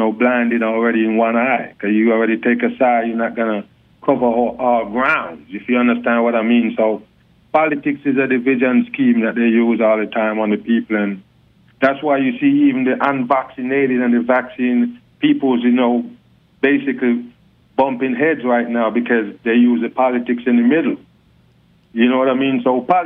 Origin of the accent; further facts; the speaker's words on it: Jamaica; accent: Jamaican; hey, my accent, man, I'm a Jamaican for sure. Oh, I'm a born Jamaican.